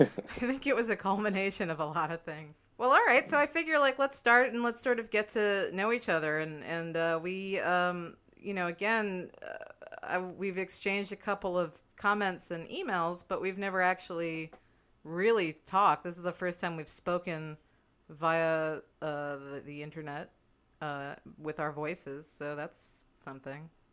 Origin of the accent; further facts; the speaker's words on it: New York City, New York, United States; born, born and raised before it was too cool